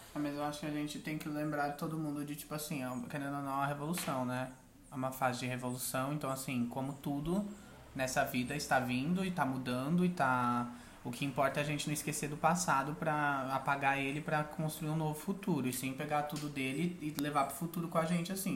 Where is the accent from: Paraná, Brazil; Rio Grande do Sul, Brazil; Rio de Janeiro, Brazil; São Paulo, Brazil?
São Paulo, Brazil; eu também cresci numa periferia, né? Cresci no Campo Limpo, ali no Jardim Catanduva